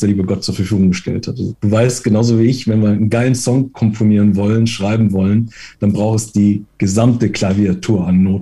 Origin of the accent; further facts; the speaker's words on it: Italy; ich, ich versuche mich als Italiener kurz zu halten.